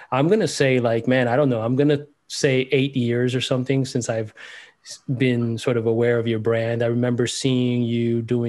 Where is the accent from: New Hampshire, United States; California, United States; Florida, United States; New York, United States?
Florida, United States; Miami; I grew up in Miami